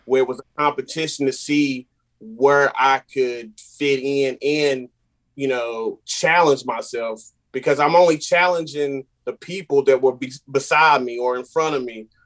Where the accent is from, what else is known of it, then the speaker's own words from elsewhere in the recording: Randleman, North Carolina, United States; I'm from Random in North Carolina. Um, small city, big heart.